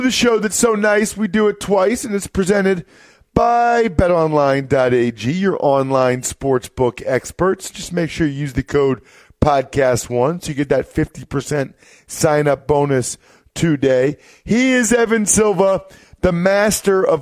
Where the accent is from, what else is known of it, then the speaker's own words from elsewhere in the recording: Wyomissing, Pennsylvania, United States; my hometown of Wyomissing, Pennsylvania